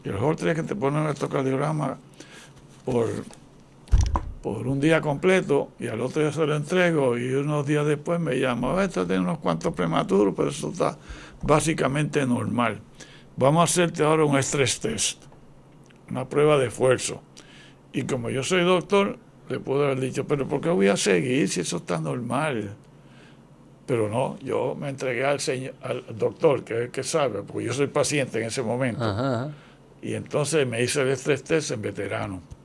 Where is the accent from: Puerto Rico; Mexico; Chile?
Puerto Rico; Ponce; yo nací en una bajeada en Ponce, bajeada Clausel, una familia pobrecita